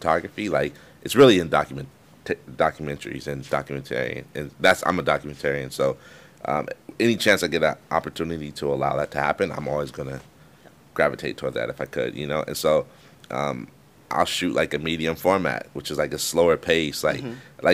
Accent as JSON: {"language": "English", "town": "Palo Alto", "region": "California", "country": "United States", "tie": "born or raised there", "said": "I grew up in Palo Alto."}